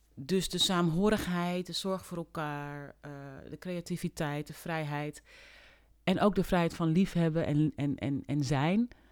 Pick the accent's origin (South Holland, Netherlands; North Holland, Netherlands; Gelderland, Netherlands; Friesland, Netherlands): North Holland, Netherlands; Amsterdam / Hoorn; also born or lived in Paramaribo, Suriname; ik ben geboren in Paramaribo in 1971. Eh, met mijn ouders in 1972 naar Nederland gekomen. En toen heb ik de eerste jaren van mijn leven in Amsterdam gewoond.